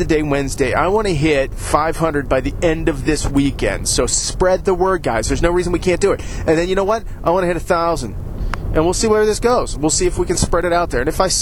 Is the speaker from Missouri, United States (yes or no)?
no; Ohio, United States; I say it weird because I'm from Ohio. That's how we say it here.